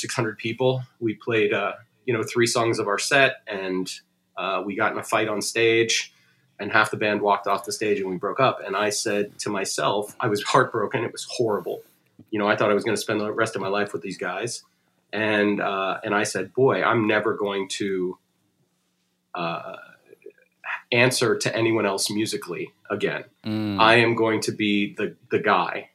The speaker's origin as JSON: {"language": "English", "town": "Richmond", "region": "Virginia", "country": "United States", "tie": "born or raised there", "also_born_or_lived": "North Carolina / Miami, Florida", "moved": "as an adult", "lives_now": "Los Angeles, United States", "said": "Then I moved to Virginia and I was there from until I was 23"}